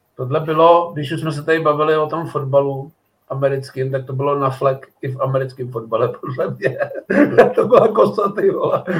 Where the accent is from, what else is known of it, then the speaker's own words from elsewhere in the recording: Týnov, northern Bohemia, Czechia; moved away; já mám spoustu známých tam na severu, protože jsem z Týnova